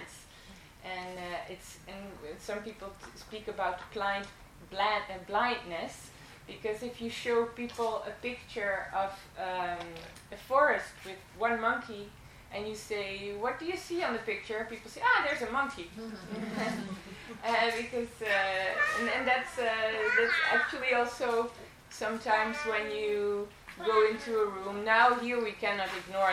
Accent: Netherlands; moved away as an adult; now in Italy; I'm originally from Holland. I was born in the Netherlands, and 10 years ago I moved to Italy

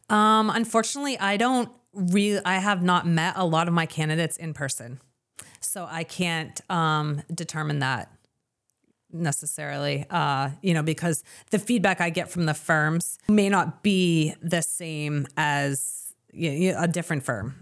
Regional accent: Lewiston, Maine, United States; now in southern Maine, United States; I grew up in Lewiston.

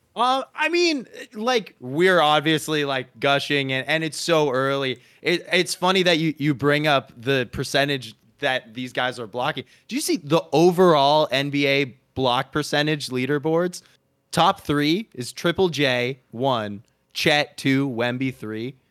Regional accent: Arizona, United States; now in Los Angeles, United States; my home state of Arizona

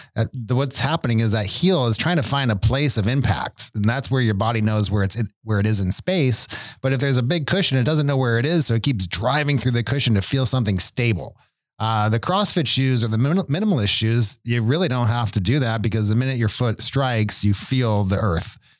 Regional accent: Buffalo, New York, United States; moved away; I grew up in Buffalo

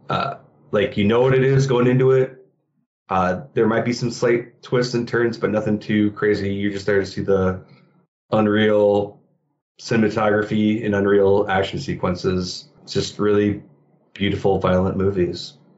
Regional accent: Michigan, United States; also born or lived in Philadelphia; now in Chicago, United States; I'm originally from Michigan

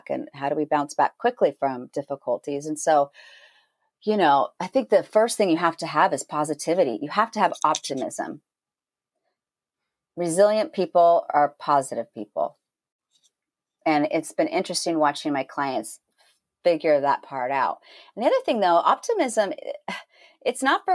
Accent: Northern California, United States; moved away; also born or lived in Los Angeles, California; I grew up in Northern California. Actually, I was born in LA and raised in Northern California, right below Oregon.

